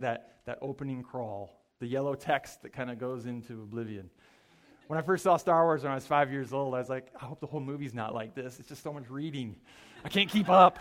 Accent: Mankato, Minnesota, United States; I grew up in Mankato, Minnesota

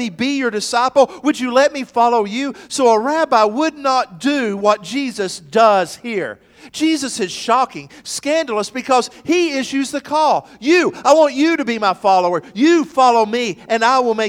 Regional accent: McMinn County, Tennessee, United States; my days growing up in McMinn County

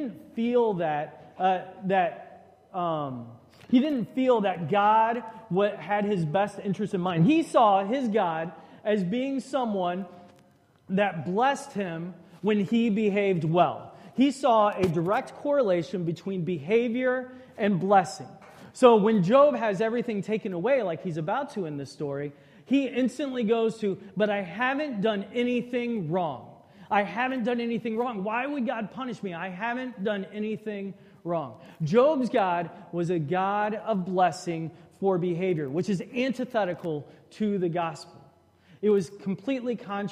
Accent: Shreveport, Louisiana, United States; growing up in Shreveport, Louisiana.

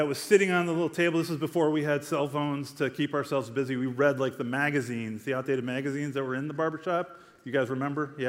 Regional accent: United States; I'm from Glen Ellen, right? Like, we don't have rattlesnakes up there.

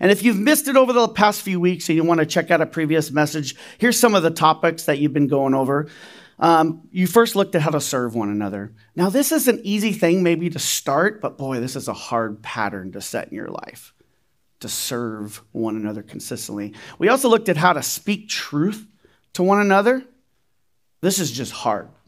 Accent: Riverside, California, United States; now in Reno, United States; now remember, I'm from Riverside, right? I, I lived in Riverside before Reno. Now I'm from Reno, so this can happen in Reno as well.

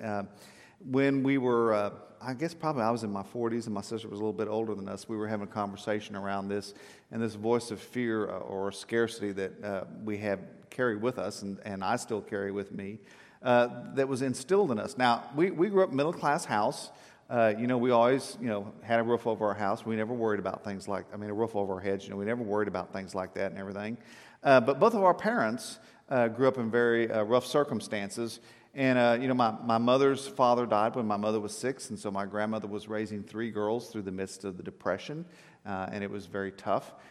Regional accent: South Texas, United States; I grew up in South Texas

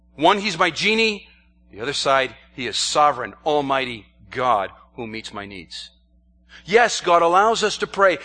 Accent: New York, United States; I'm from the state of New York, not the city of New York

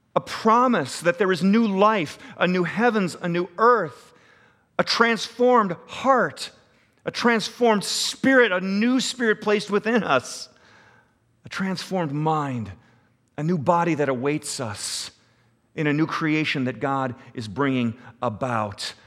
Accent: United States

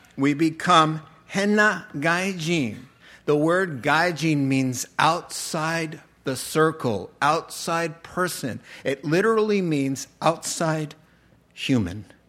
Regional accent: United States; moved away as an adult; also born or lived in Japan; we're from America

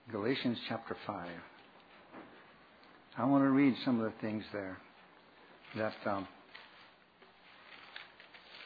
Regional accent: Arkansas, United States; I was raised in Arkansas

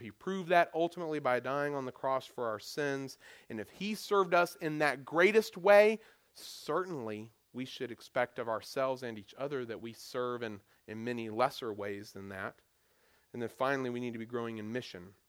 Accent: Goldsboro, North Carolina, United States; now in Hampton Roads, Virginia, United States; my hometown, Goldsboro, North Carolina

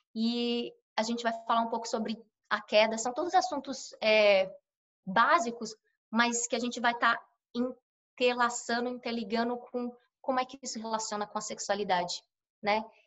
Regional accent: São Paulo, Brazil; moved away as an adult; now in United States; sou brasileira, sou de São Paulo, paulistana da zona leste de São Paulo, menina de cidade grande.

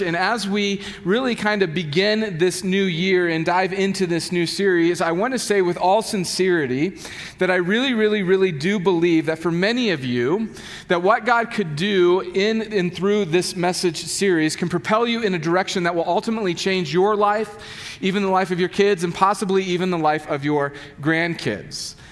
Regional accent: United States; I'm an American and I'm as middle class as they come

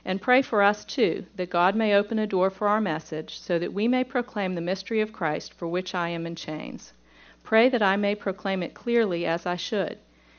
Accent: Pittsburgh, Pennsylvania, United States; accent: southern; Now, I'm from Pittsburgh, and when I go to Pittsburgh, they tell me that I have taken on a southern accent.

